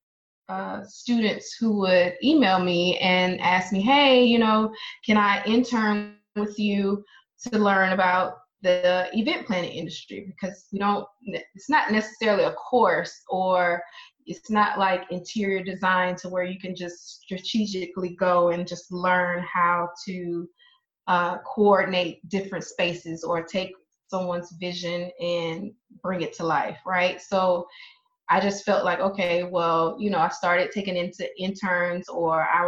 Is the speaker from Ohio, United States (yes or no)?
no; Alabama, United States; moved away as an adult; also born or lived in Louisiana; from Alabama originally